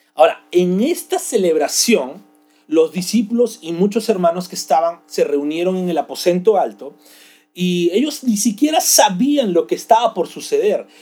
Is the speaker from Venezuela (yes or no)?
no; Peru; nosotros como peruanos hablamos español